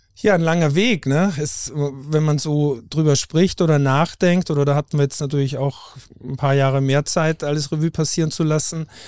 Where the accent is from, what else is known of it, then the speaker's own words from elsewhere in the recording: Haus im Ennstal, Styria, Austria; moved away as an adult; also born or lived in Lech am Arlberg / Norderney; now in Hamburg, Germany; im österreichischen Enstal geboren. Also ich bin Steirer, nach wie vor